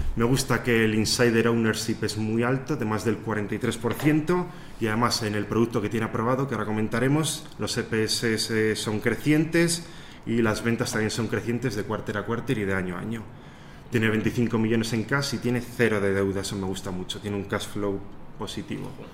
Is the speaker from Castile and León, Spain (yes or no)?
yes; Soria, Castile and León, Spain; moved away as an adult; also born or lived in Barcelona; now in Ireland; luego en Soria, que es de donde soy, y finalmente emigré a Irlanda